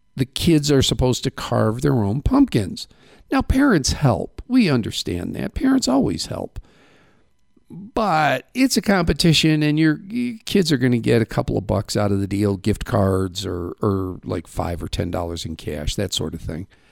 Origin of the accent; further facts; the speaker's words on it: Midwest, United States; now in Safford, United States; where I grew up in the Midwest